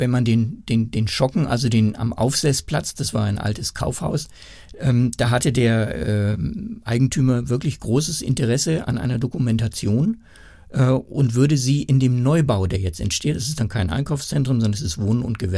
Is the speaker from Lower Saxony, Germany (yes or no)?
yes; Lower Saxony, Germany; born there; Ich, als gebürtiger Niedersachse freut mich immer zu sagen, dass Nürnberg mal preußisch war.